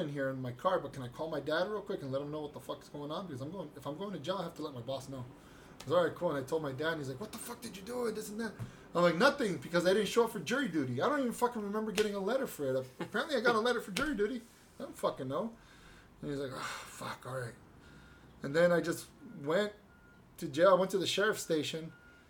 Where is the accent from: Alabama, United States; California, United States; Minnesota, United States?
California, United States; I was born here. Born and raised in California.